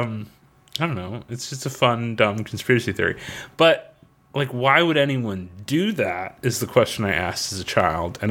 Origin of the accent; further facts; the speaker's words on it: Florida, United States; growing up in Florida